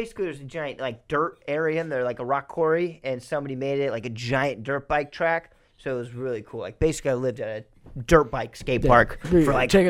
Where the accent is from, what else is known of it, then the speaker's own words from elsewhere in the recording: Fremont, United States; No, I grew up in Fremont up until the second grade.